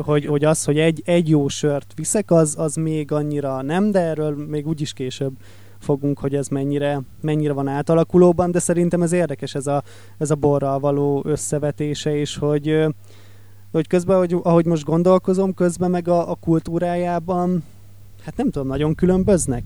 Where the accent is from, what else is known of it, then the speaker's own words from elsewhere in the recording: Lake Balaton area, Hungary; Én ugye Balaton melletti vagyok